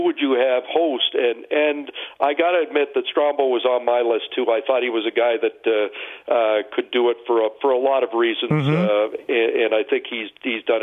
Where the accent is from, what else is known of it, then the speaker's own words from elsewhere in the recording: Brampton, Ontario, Canada; I'm from Brampton